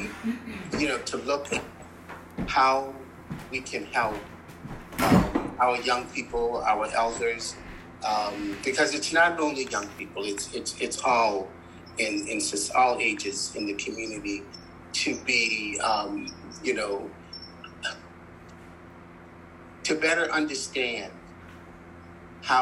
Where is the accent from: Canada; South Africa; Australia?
Canada; North Preston, Nova Scotia; I'm from North Preston